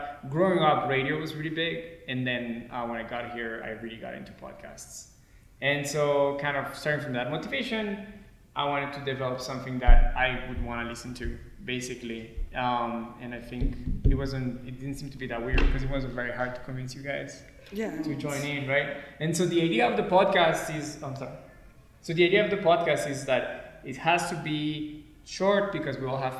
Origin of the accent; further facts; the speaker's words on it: Colombia; moved away as an adult; also born or lived in France; now in Boulder, United States; So I was born in France, but I grew up mostly in Colombia.